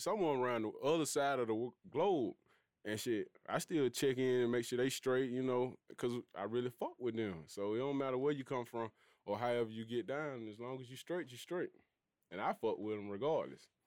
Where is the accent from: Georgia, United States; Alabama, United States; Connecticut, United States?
Alabama, United States; Birmingham; I'm from Birmingham